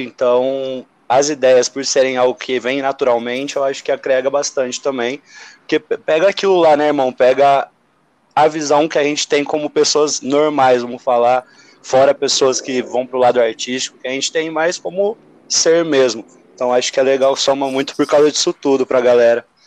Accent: São José do Rio Preto, São Paulo, Brazil; moved away; eu venho de São José do Rio Preto

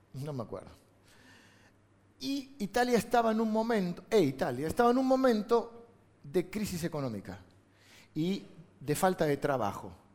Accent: La Plata, Buenos Aires Province, Argentina; Yo nací en La Plata

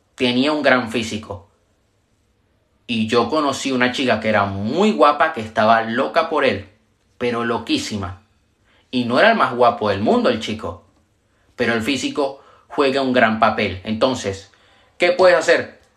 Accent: Venezuela; yo soy de Venezuela

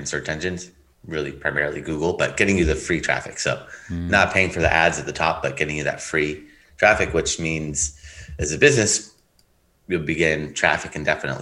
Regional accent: Los Angeles, California, United States; also born or lived in Riverside, California / Long Beach, California; I grew up in San Pedro, California, and lived in Los Angeles pretty my whole life

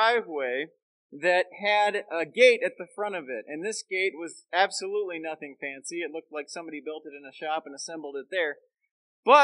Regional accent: Central Florida, United States; moved away as an adult; now in Chicagoland, United States; growing up in the South and Southwest and Central Florida

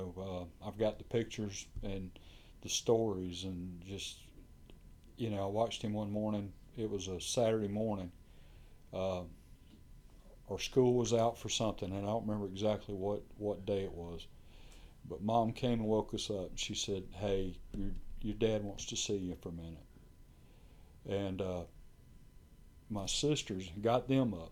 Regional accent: Brunswick, United States; moved away; I was born and raised in Brunswick

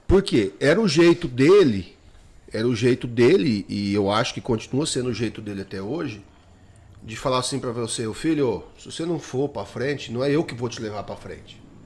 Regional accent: Jales, São Paulo, Brazil; moved away; eu vim do interior de São Paulo, de Jales. A minha escola é de Jales

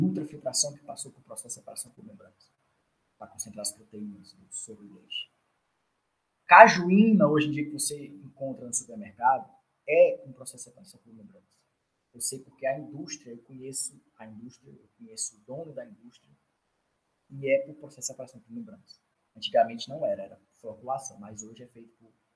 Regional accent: Northeast Region, Brazil; also born or lived in South Brazil; nós do Nordeste

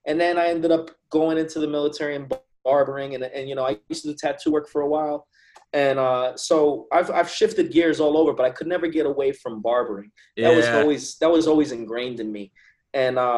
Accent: New Jersey, United States; moved away as an adult; also born or lived in Teaneck, New Jersey / Hackensack, New Jersey; now in Virginia, United States; I'm from North Jersey. So I grew up about 10 minutes out of Manhattan, you know, George Washington Bridge

